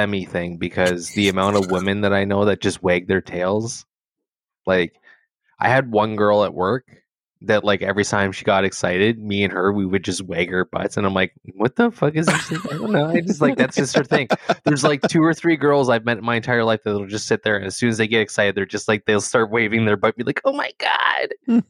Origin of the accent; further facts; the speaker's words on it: California, United States; growing up in California